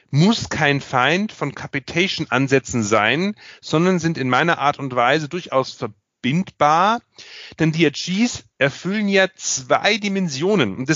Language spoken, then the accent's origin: German; Bavaria, Germany; alleine schon als Bayer äh, und äh, als Vertreter des Föderalismus